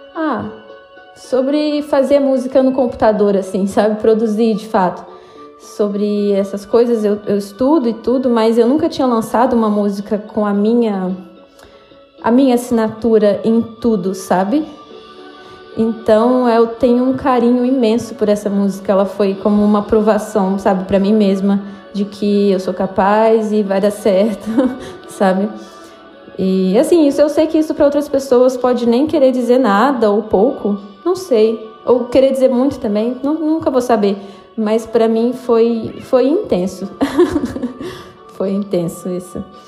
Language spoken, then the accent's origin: Portuguese; Juiz de Fora, Minas Gerais, Brazil; now in São Paulo, Brazil; eu sou de Juiz de Fora, uma cidade de Minas Gerais